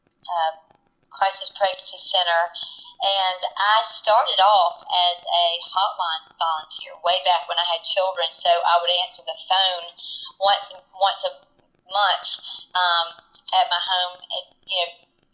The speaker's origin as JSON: {"language": "English", "town": "Columbia", "region": "South Carolina", "country": "United States", "tie": "born or raised there", "said": "I grew up in Columbia"}